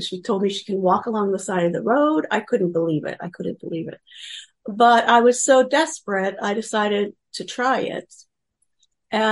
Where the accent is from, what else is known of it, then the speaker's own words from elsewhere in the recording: Pennsylvania, United States; moved away; also born or lived in Kansas; I grew up in Pennsylvania and ended up working most of my professional life in Kansas.